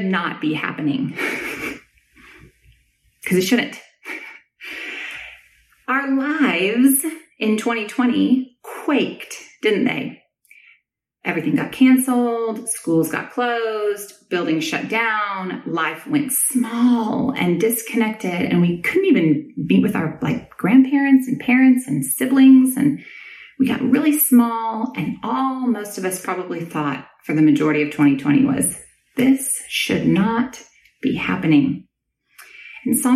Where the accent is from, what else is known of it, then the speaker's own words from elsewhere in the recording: Southern California, United States; also born or lived in Nashville; now in Austin, United States; I grew up in Southern California, which, as you may know, has earthquakes.